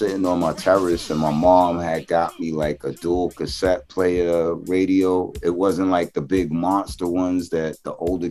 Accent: New York City, New York, United States; I was born in Flushing, like, so the Mets were like, that's my hometown.

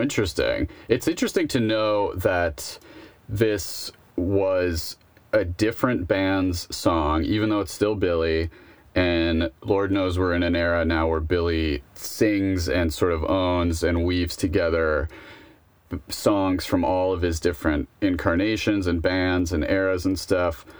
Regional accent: Buffalo, New York, United States; I'm from Buffalo

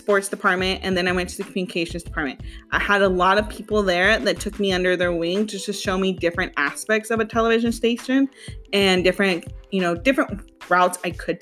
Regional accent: Gilroy, California, United States; also born or lived in Hollister; I was born in Gilroy

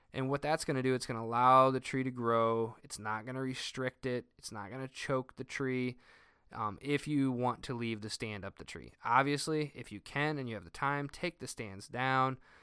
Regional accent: Northern Indiana, United States; I'm from Northern Indiana

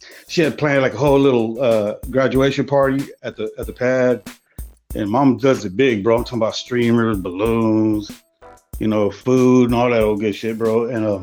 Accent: San Diego, California, United States; also born or lived in Grossmont Hospital, La Mesa; We was living out there in Shelltown right off of Birch for a minute. Those were my first little years of life. And stood there till about 12, 13

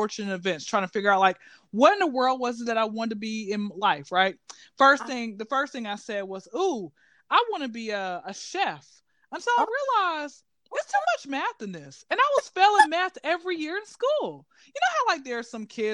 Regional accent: Atlanta, Georgia, United States; I'm originally from Atlanta, Georgia, and I've been to Atlanta, you know, been living out in Atlanta since I was zero

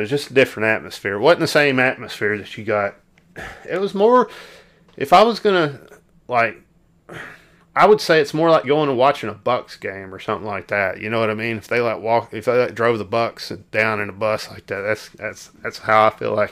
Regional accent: Arkansas, United States; growing up in Arkansas

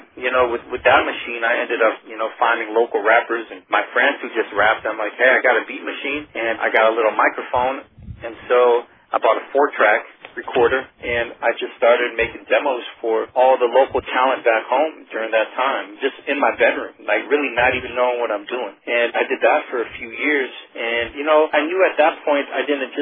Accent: Peoria, Illinois, United States; I'm originally from Peoria, Illinois.

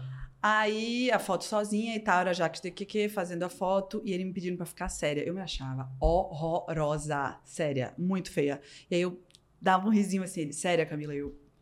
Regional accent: Recife, Pernambuco, Brazil; moved away as an adult; now in São Paulo, Brazil; eu sou de Recife

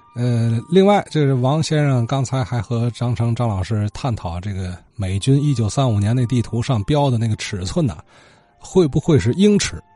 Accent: Nanshi, Tianjin, China; 我小时候在，在奶奶家玩啊，那，那会儿住南市这边玩

